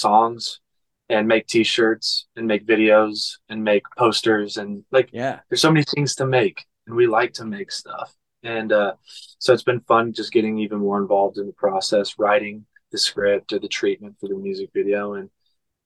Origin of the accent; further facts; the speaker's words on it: Oklahoma, United States; moved away; I'm from Oklahoma, so I always try to get back and go see my mom